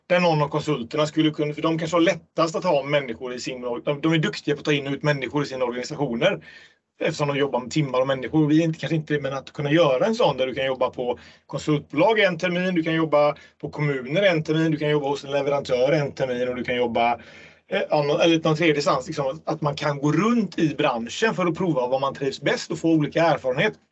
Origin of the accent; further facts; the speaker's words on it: Gothenburg, Västra Götaland, Sweden; i Göteborg, min hemstad